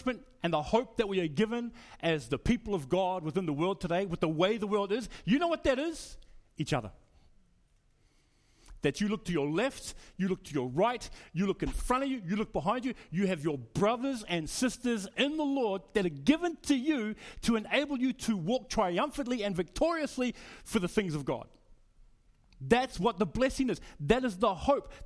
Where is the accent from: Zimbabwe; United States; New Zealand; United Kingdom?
New Zealand; now in Australia; I'm from New Zealand. I became an Australian citizen maybe 2003, 2004